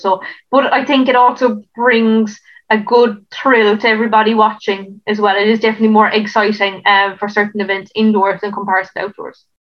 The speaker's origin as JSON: {"language": "English", "area": "West Cork", "region": "Munster", "country": "Ireland", "moved": "as an adult", "lives_now": "Waterford, Ireland", "said": "I'm based in Waterford. Um, my home is in West Cork"}